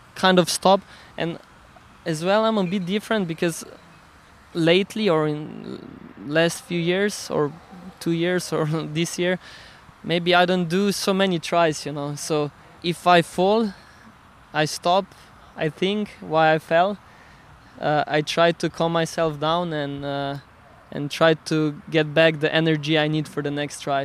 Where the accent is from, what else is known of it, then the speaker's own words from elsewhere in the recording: Slovenia; English is a second language; i come from Slovenia so I consider myself a Slovenian